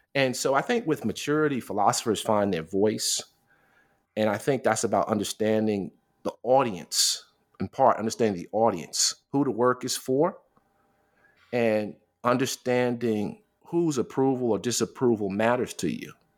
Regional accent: New York City, New York, United States; also born or lived in Hamilton, New York; a kid growing up in New York City, you know, raised in Queens and Manhattan

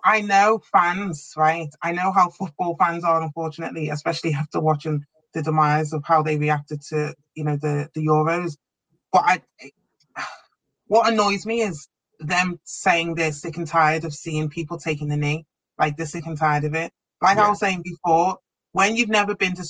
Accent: Liverpool, North West England, United Kingdom; growing up in Liverpool, when I trained at Wavertree, there weren't many black people

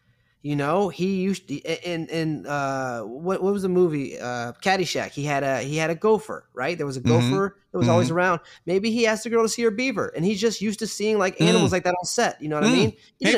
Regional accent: Florida, United States; I'm from Florida, but don't hold it against me, you know?

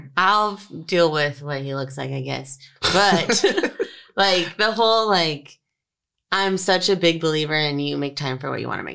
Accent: San Diego, California, United States; So I'm from San Diego. So growing up, like. We all know each other

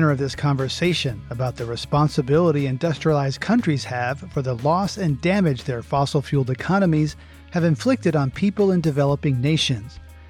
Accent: United States; as an American

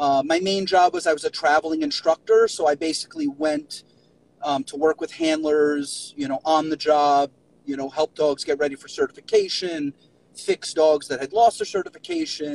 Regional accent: New York City, New York, United States; moved away; also born or lived in Miami; I was born and raised in New York City

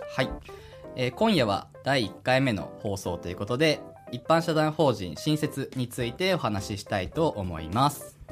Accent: Hidaka, Hokkaido, Japan; also born or lived in Tomakomai, Hokkaido / Sapporo, Hokkaido; 出身は北海道の日高町というところなんですけど

